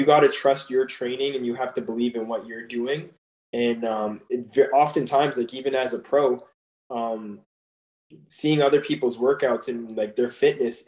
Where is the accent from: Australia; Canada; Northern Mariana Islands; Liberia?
Canada; moved away as an adult; I'm coming from Canada